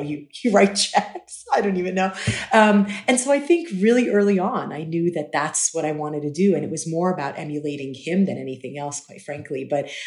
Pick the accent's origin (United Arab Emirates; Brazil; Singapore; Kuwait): United Arab Emirates; Dubai; I grew up in Dubai